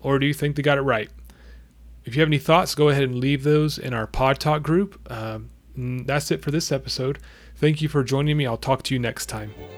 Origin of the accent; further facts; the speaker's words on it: United States; we're American